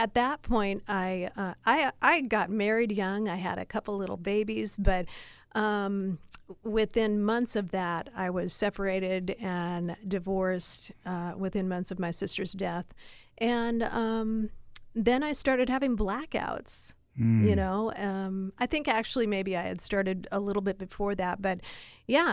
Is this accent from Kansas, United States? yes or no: no; Seattle, Washington, United States; I grew up here in Seattle listening to King and KJR Radio